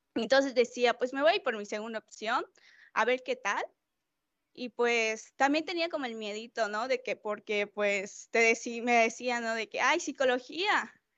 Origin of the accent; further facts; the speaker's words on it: Mérida, Yucatán, Mexico; Tengo veintidós años, soy de Mérida, Yucatán.